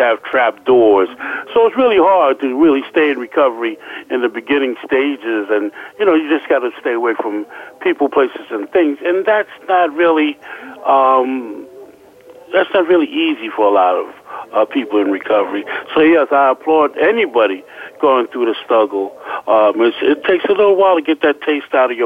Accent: New York, United States; I'm from New York

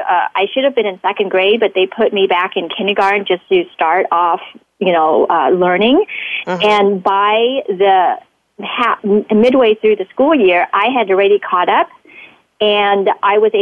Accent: St. Louis, Missouri, United States; English is a second language; also born or lived in Vietnam; at the time, we got transplanted in the middle of the United States, St. Louis, Missouri

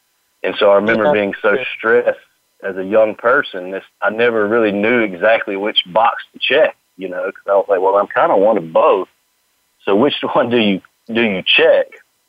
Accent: Mobile, Alabama, United States; moved away as an adult; now in Moss Point, United States; I grew up originally in Mobile, Alabama. I'm currently in Moss Point, Mississippi, which is just beyond the state line.

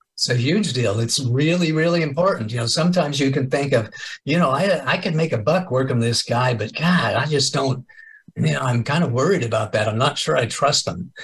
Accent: Kansas, United States; moved away as an adult; also born or lived in Enid, Oklahoma; now in California, United States; I was born and raised in Kansas. I moved to California 12 years ago

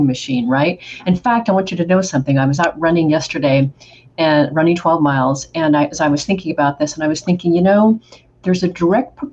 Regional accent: Oregon, United States; moved away as an adult; also born or lived in Spain / Brazil; I'm from Oregon originally, small town, and then got the chance to live in Spain and Brazil in my mid-20s

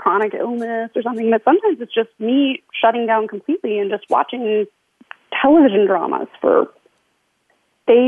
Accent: California, United States; I'm from California

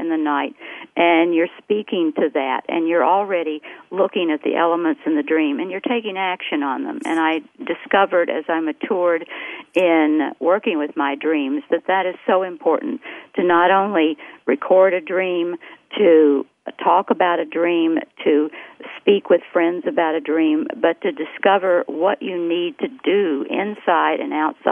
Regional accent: the South, United States; I grew up in the South, and I grew up in a dreaming culture

